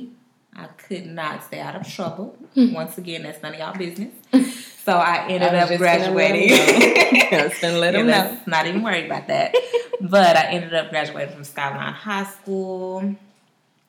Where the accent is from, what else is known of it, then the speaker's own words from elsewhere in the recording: Dallas, Texas, United States; also born or lived in Houston / Oklahoma City; I'm from Dallas